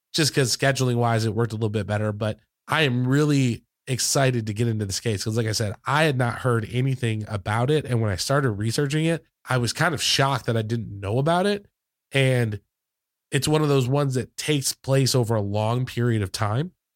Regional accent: Michigan, United States; where I grew up in Michigan

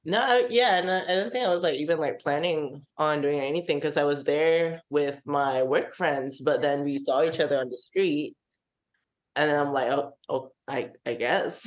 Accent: Singapore; moved away as an adult; I come from Singapore, from an Asian Muslim household

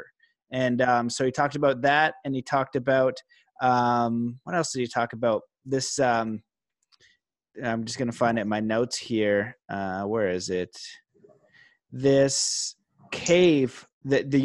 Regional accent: Canada; I'm Canadian

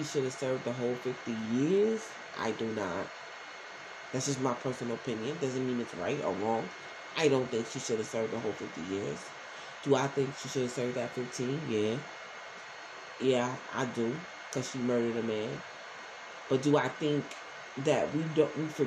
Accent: New York City, New York, United States; also born or lived in Newark, New Jersey; I was born in North, but I was raised in Brownsville

